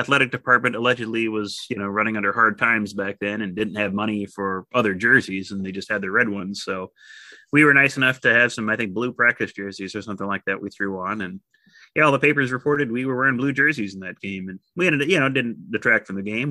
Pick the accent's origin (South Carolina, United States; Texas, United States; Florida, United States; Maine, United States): Texas, United States; West; moved away; growing up in West Texas